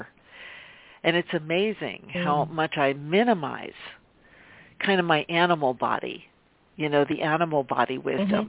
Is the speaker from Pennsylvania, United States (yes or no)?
yes; Pennsylvania, United States; I'm from Pennsylvania